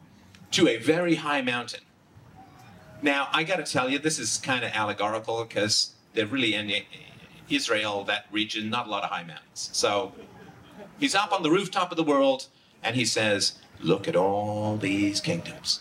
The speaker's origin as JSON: {"language": "English", "country": "Ireland", "said": "I'm from Ireland"}